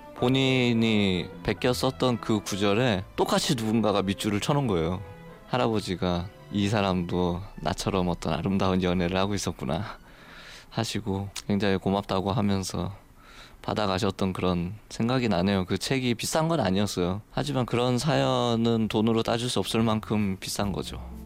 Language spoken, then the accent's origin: Korean; Taebaek, Gangwon, South Korea; moved away; 태백에서 어린 시절을 보냈거든요.